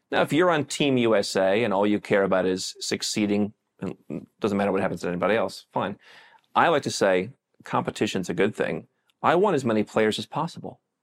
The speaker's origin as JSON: {"language": "English", "country": "United States", "moved": "as an adult", "said": "if I'm American"}